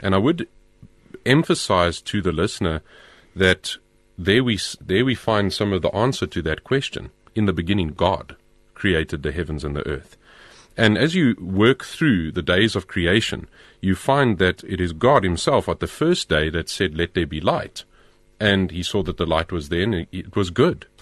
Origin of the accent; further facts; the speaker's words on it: Pretoria, Gauteng, South Africa; I grew up in Pretoria